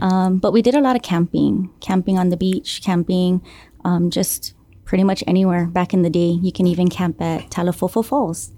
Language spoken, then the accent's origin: English; Guam; Born and raised here on Guam, um, from the village of Jonia